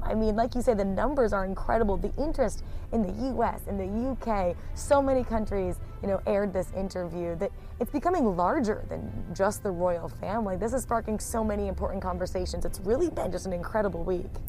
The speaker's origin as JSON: {"language": "English", "country": "United States", "moved": "as an adult", "lives_now": "England, United Kingdom", "said": "I'm obviously an American living abroad in England"}